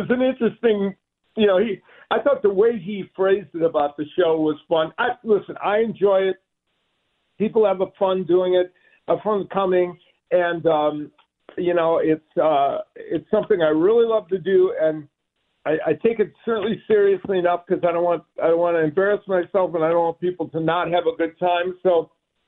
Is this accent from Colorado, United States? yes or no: no; Chicago, Illinois, United States; I'm a Chicagoan, so I grew up with Midwest weather